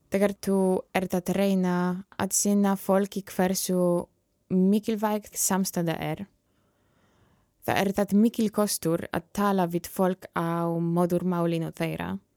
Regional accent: Poland; Icelandic is a second language; moved away as an adult; now in Iceland; ég er frá Pólandi

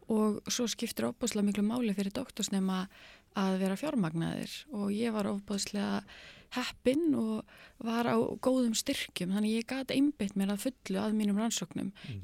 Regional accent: Akureyri, Northeastern Region, Iceland; also born or lived in United States; ég er akkuröringur og var stúdent frá mennskólanum akkuröri

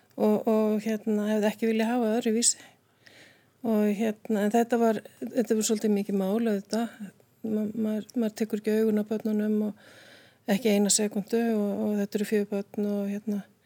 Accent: Reykjavík, Capital Region, Iceland; ég er reykjökingur, Ólstupi Breiðaltunu, krakka gerunu þar

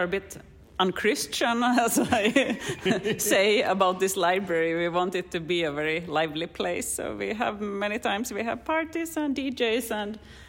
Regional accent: Finland; moved away as an adult; now in Reykjavík, Iceland; When I come from Finland myself, and when I moved here over 4 years ago

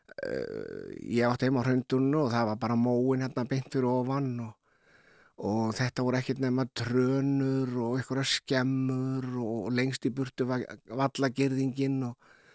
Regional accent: Keflavík, Southern Peninsula, Iceland; við sem ólast upp í Keflag og Njarvík

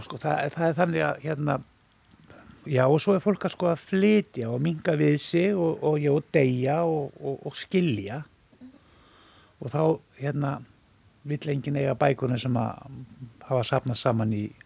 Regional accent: Villingaholtshreppur, Flói, east of Selfoss, Southern Region, Iceland; moved away; Ég er úr Flóanum, ég er úr hérna Villingahóldsreppi sem er fyrir austan Selfos

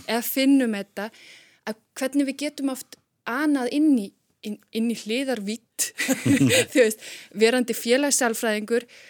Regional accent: Iceland; við erum náttúrulega Íslendingar

